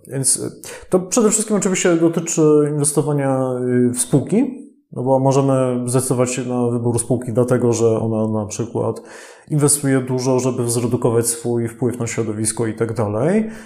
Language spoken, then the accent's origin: Polish; Silesian Voivodeship, Poland; sam jestem ze Śląska